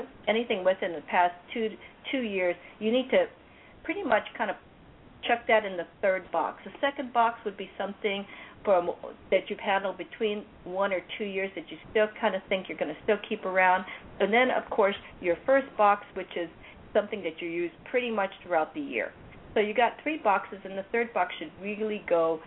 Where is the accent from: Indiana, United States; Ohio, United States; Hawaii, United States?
Hawaii, United States; also born or lived in California; now in Anaheim, United States; I come from Hawaii, I use that because that's where I was born